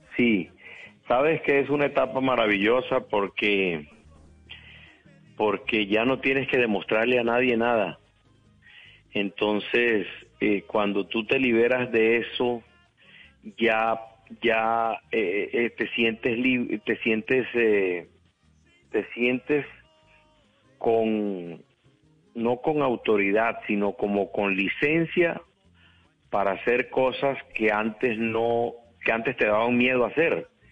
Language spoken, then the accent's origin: Spanish; Valledupar, Cesar, Colombia; yo nací en Valledupar. Eh, no, Valledupar era un pueblo, pueblo, estamos hablando de 1900, yo nazco en 1959, un pueblo, una vida de pueblo, de barrio